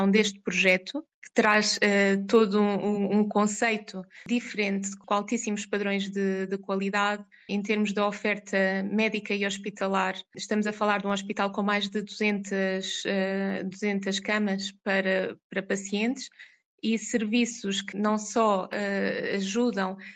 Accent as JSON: {"language": "Portuguese", "town": "Coimbra", "region": "Centro", "country": "Portugal", "lives_now": "Oman", "said": "Como disse, eu sou de Coimbra"}